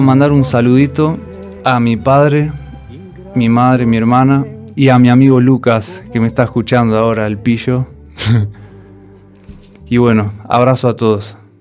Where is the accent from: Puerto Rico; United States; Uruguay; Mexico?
Uruguay; first language Spanish; also born or lived in Germany; now in A Coruña, Spain; Soy español, nacido en Uruguay, pero hace años llevaba viviendo en Alemania, hasta agosto de este año